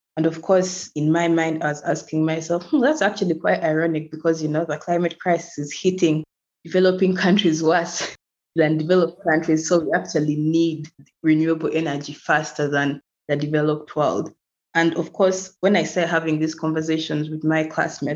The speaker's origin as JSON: {"language": "English", "country": "Uganda", "said": "I'm from Uganda and I currently live in Uganda, in Kampala"}